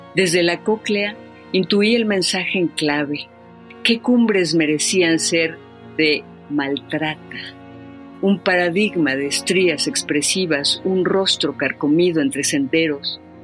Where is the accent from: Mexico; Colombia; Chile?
Mexico; Mexico City; Vivimos en la colonia del Valle nosotros y la escuela estaba recién hecha entre las piedras